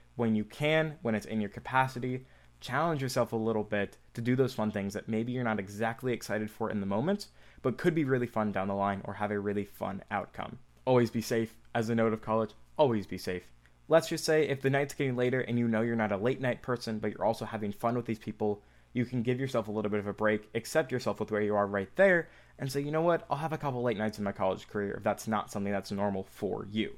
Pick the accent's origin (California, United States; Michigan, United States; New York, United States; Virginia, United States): Michigan, United States; I'm from Michigan, the state of Michigan, about two and a half hours away from Ann Arbor